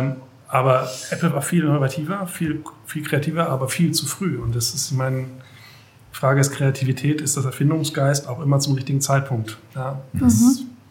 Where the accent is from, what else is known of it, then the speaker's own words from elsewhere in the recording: Germany; also born or lived in near Metzingen, Baden-Württemberg; Ich bin zwar ja auch in der Nähe geboren, aber mhm. dann im zarten Alter von ein Jahren in der Nähe von Hamburg groß geworden, ah. ähm, im kleinen Dorf